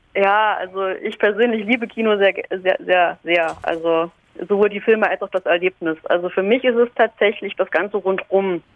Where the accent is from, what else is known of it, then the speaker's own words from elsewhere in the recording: Halle, Saxony-Anhalt, Germany; moved away; ich komme ursprünglich aus Halle